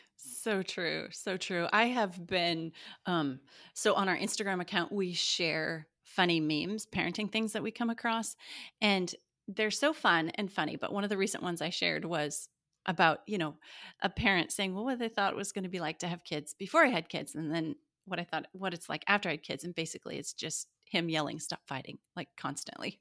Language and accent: English; Montana, United States; I grew up in Montana